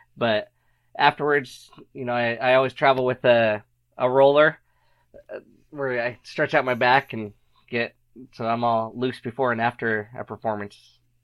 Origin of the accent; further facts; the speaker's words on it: Arizona, United States; moved away; also born or lived in Utah; I happened to be living in Utah at the time. I am from Arizona, but I was in Utah